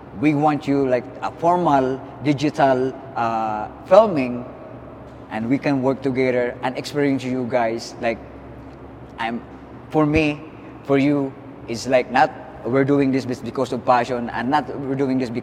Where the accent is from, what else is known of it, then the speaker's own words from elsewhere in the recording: Philippines; being a Filipino